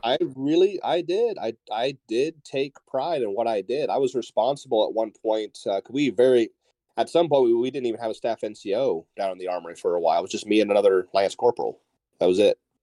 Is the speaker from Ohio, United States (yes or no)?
yes; Northeast Ohio, United States; moved away; I grew up in Northeast Ohio, so Columbus was two hours from where I used to live